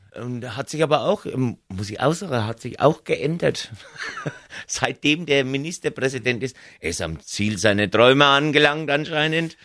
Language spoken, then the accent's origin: German; Lower Franconia, Bavaria, Germany; accent: Franconian; ich komme ja aus Unterfranken